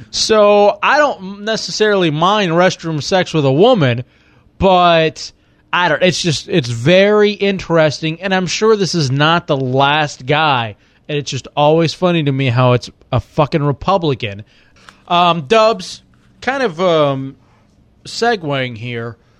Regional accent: Dallas, Texas, United States; I grew up in Dallas, Texas

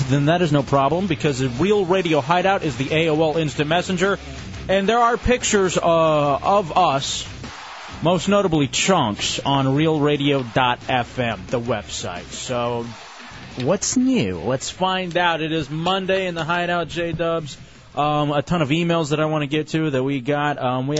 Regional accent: Dallas, Texas, United States; born and raised in Dallas, Texas.

